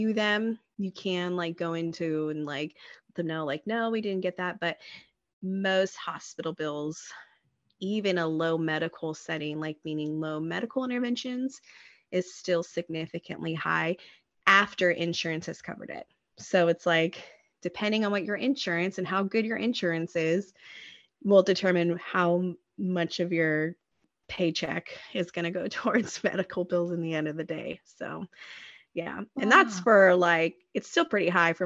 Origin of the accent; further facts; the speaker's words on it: United States; as an American